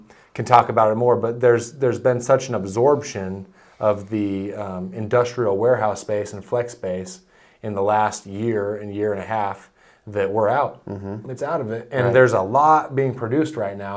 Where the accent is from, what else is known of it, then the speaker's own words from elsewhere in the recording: Nampa, Idaho, United States; growing up in Nampa